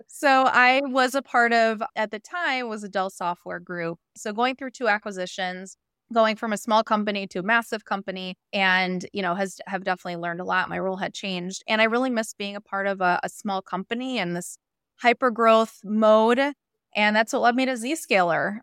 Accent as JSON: {"language": "English", "town": "Chicago", "region": "Illinois", "country": "United States", "tie": "born or raised there", "moved": "as an adult", "lives_now": "Southern California, United States", "said": "I moved from Chicago, my, uh, hometown"}